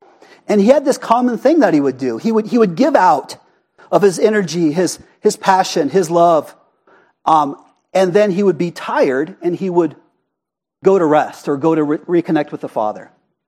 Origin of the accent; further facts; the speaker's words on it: Prescott Valley, Arizona, United States; accent: Prescott Valley; But you could say there's a better way to pronounce that, but that's my Prescott Valley accent.